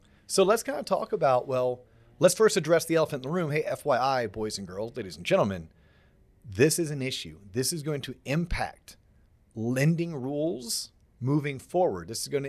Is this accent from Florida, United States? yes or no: yes; Florida, United States; growing up in Florida. So from 1978 all the way through about 1999, I don't ever recall